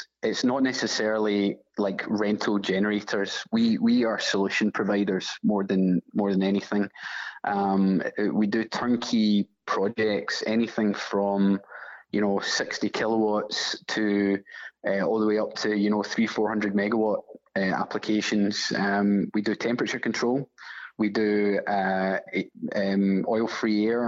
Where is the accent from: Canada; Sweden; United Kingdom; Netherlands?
United Kingdom; Glasgow, Scotland; I'm from Glasgow, Scotland